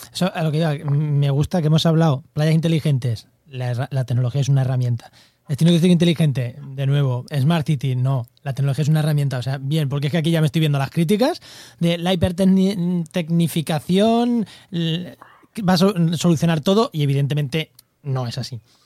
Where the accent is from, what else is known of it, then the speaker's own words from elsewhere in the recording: Munera, Castilla-La Mancha, Spain; now in La Línea de la Concepción, Spain; soy de Munera, Albacete, pero vivo en, la línea de la Concepción, en Cádiz